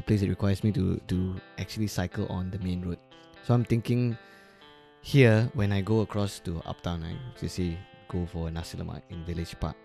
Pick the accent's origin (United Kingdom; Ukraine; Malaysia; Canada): Malaysia; Ipoh, Perak; now in Kuala Lumpur, Malaysia; me growing up in Ipoh